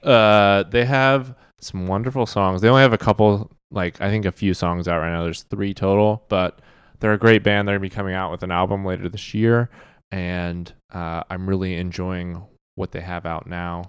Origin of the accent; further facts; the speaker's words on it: Wichita, Kansas, United States; moved away as an adult; also born or lived in Missouri; now in Kansas City, Missouri, United States; We're both Kansans originally.